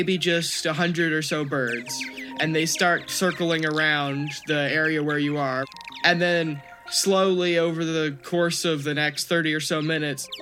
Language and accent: English; Austin, Texas, United States; I am from Austin, Texas, was born and raised here